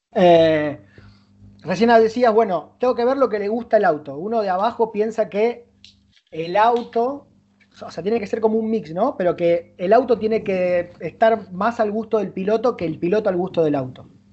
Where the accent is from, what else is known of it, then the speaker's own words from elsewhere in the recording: Rosario, Santa Fe, Argentina; estamos en Rosario, somos de Rosario